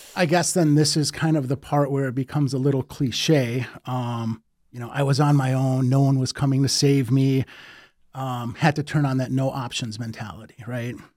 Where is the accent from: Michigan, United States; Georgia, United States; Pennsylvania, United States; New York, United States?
Michigan, United States; Detroit; born and raised in Detroit